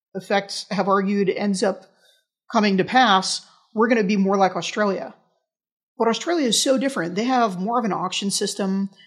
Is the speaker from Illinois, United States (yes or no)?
no; New York, United States; in my hometown in New York